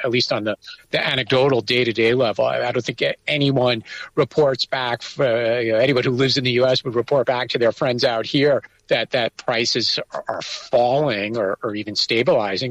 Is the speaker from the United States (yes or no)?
yes; United States; now in Taiwan; speaking as an American